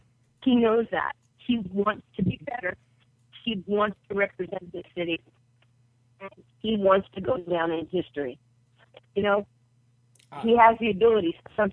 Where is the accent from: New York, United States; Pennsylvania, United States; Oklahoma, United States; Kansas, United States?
New York, United States; I was a poor kid from a one-parent family growing up in New York. We had no father, no heat, no lights.